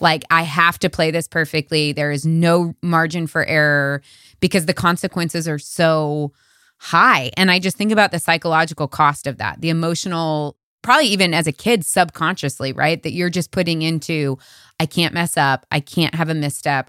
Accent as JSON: {"language": "English", "country": "United States", "tie": "born or raised there", "said": "I was born and raised in America"}